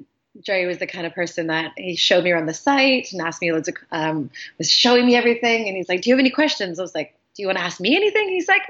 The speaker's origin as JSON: {"language": "English", "country": "Canada", "tie": "born or raised there", "also_born_or_lived": "Australia", "moved": "as an adult", "said": "Yes, I'm Canadian born. I moved to Australia when I was 18 to go to university out there."}